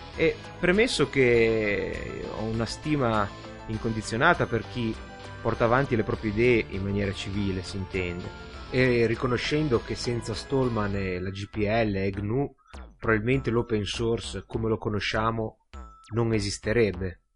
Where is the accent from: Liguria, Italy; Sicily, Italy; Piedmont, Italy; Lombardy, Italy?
Liguria, Italy; da buon ligure